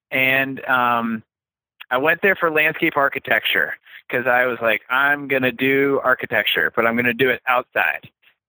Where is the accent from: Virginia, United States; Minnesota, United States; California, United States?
Virginia, United States; D.C.; moved away as an adult; also born or lived in Pennsylvania; now in Petoskey, United States; I grew up in Virginia, right outside of Washington, D.C., in suburbia, classic suburban, you know, childhood, cul-de-sac, the whole bit